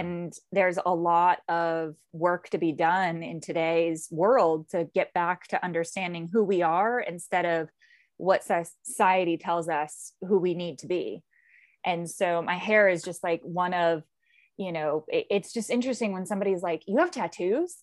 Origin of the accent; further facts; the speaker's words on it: Southern California, United States; also born or lived in Tucson, Arizona; now in East Coast, United States; I grew up in Southern California